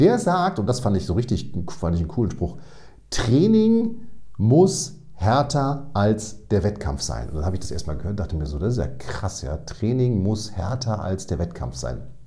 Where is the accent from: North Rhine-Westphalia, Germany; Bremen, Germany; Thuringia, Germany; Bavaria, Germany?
North Rhine-Westphalia, Germany; Münster; ich komme aus Münster, Hege